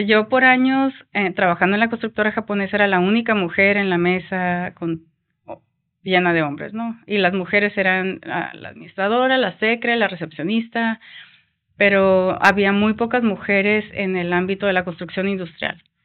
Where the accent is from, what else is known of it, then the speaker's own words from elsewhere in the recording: Mexico; yo siempre me creí muy mexicana, yo nací, y crecí en México